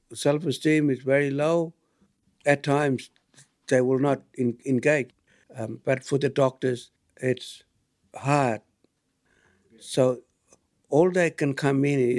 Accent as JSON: {"language": "English", "area": "Tiwi", "region": "Northern Territory", "country": "Australia", "said": "a Tiwi elder"}